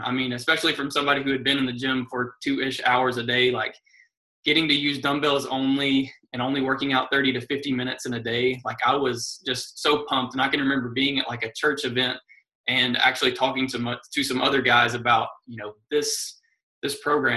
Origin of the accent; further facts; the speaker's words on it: Lexington, Kentucky, United States; I am from Lexington, Kentucky, and I live here with my wife